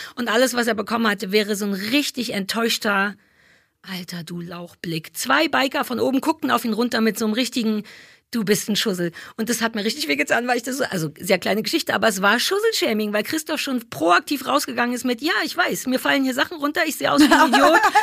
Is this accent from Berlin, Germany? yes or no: yes; Berlin, Germany; ich bin ja nun wirklich unterm Fernsehturm groß geworden